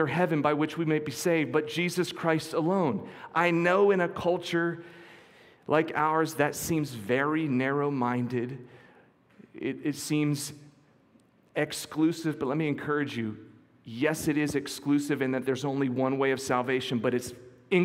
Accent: near Quecreek, western Pennsylvania, United States; just outside my hometown, there was a terrible mining accident

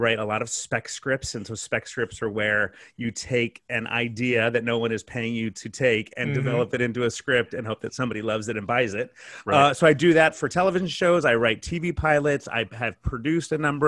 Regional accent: California, United States; also born or lived in San Diego; I am born and raised Californian

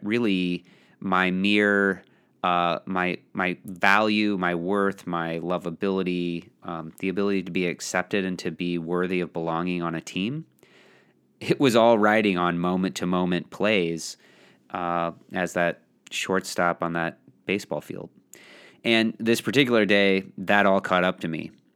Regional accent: Belleville, Illinois, United States; It was in Belleville, Belleville West. Shout out to my, my high school and my hometown

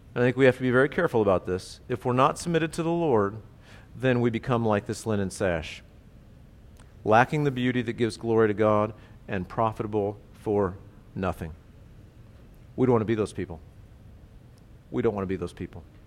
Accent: United States; as Americans

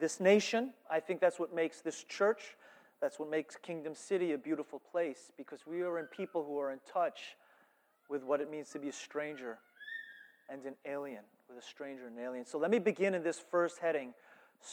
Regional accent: United States; I'm American

